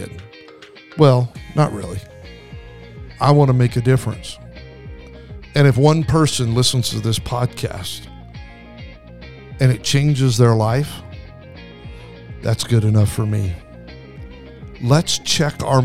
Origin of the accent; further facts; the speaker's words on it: Idaho, United States; I grew up in Idaho